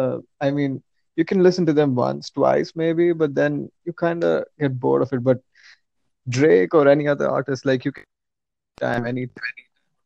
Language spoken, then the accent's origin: English; India; I'm from India.